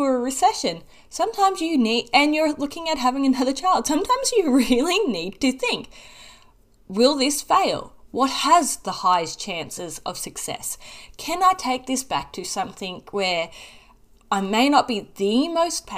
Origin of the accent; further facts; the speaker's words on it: Australia; accent: Australian; I'm in Australia, for those that don't know and couldn't pick up on my accent